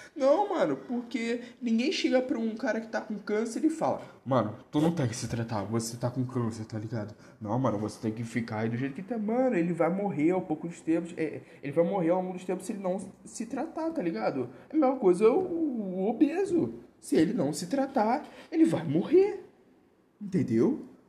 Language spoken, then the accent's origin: Portuguese; Rio, Rio de Janeiro, Brazil; eu não sou de São Paulo, eu sou do Rio